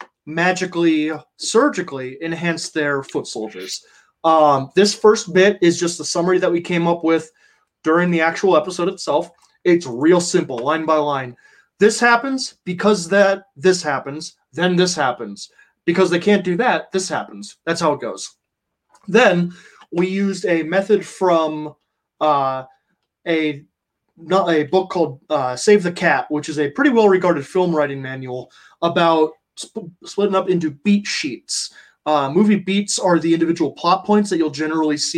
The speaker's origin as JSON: {"language": "English", "region": "Ohio", "country": "United States", "tie": "born or raised there", "said": "I grew up in Ohio"}